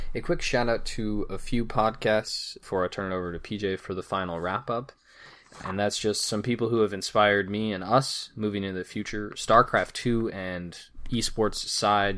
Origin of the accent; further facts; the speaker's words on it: Arizona, United States; I'm from Arizona